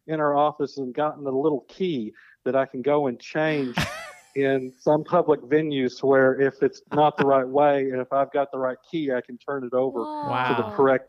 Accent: Elkins, Arkansas, United States; growing up in Elkins

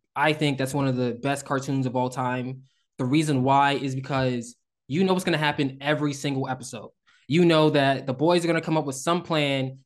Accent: Northeast, United States; we are from the Northeast

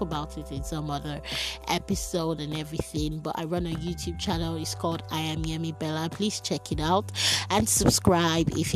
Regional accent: Nigeria; as an African, as a Nigerian

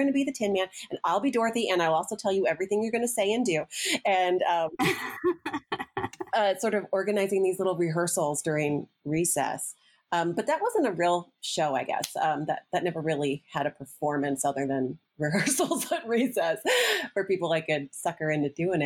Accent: Champaign, Illinois, United States; moved away as an adult; also born or lived in South Carolina; now in Spartanburg, United States; I am from the center of the universe, my dad called it, Champaign, Urbana, CU. It is sort of in the center of the country, Midwest college town

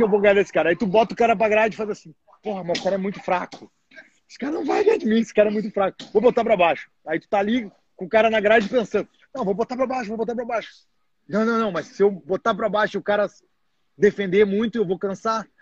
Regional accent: Rio Grande do Sul, Brazil; moved away as an adult; now in United States; Sou gaúcho

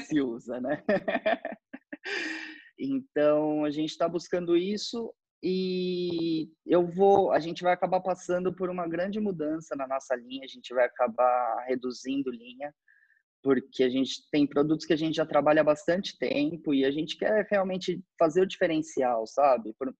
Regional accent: Brazil; somos brasileiros

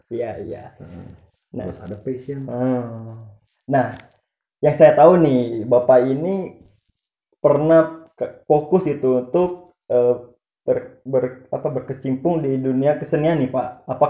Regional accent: Cicalengka, West Java, Indonesia

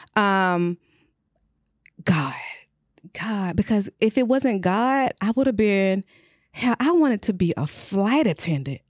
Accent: Luthersville, Georgia, United States; I am from Luthersville, Georgia.

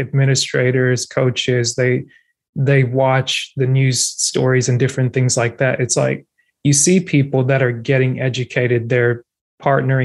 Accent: Cameroon; first language French; English is a second language; now in United States; I'm African American, born in West Africa, immigrated to the United States

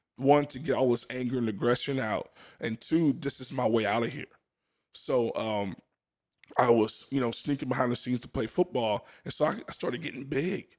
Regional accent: New Orleans, Louisiana, United States; I'm from New Orleans, Louisiana

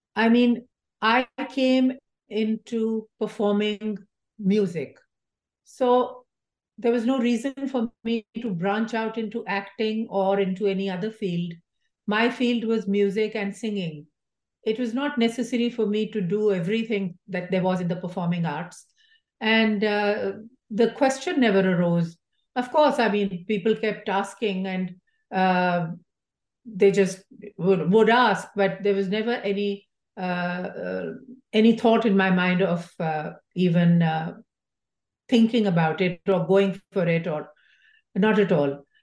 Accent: Pakistan; now in United States

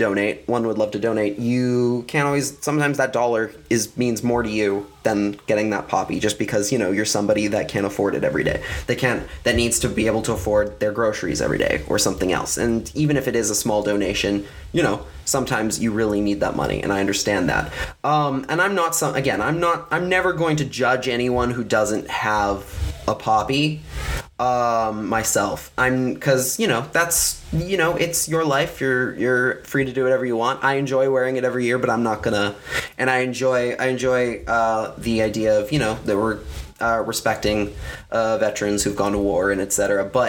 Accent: Canada; And that's what because that's what being Canadian is all about.

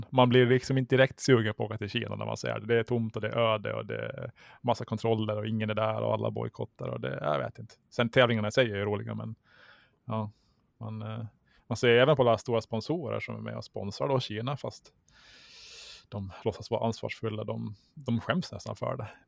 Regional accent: Mariehamn, Åland Islands; Jag är uppvuxen där vid Korvik

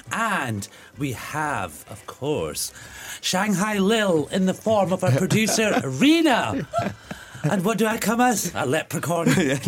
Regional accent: Glasgow, Scotland, United Kingdom; It's my hometown. Glasgow

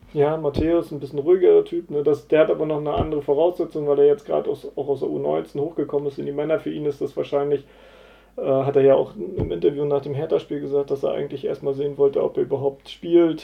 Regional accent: Rostock, Mecklenburg-Vorpommern, Germany; also born or lived in Bad Doberan; da bin ich dann aufgewachsen

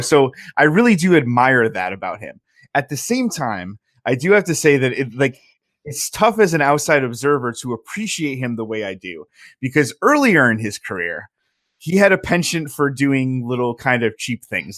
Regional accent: Southern Connecticut, United States; I grew up in Southern Connecticut

